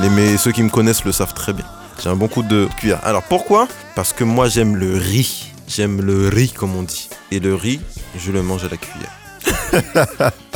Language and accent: French; Créteil, Île-de-France, France; Je suis né à Créteil, j'ai grandi à Créteil, je suis un pur produit de Créteil